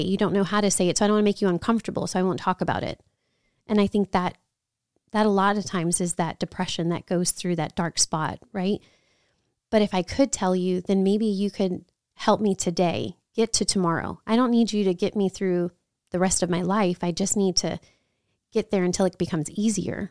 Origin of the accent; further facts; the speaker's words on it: New Orleans, Louisiana, United States; moved away; also born or lived in Chicago / San Antonio; I grew up in New Orleans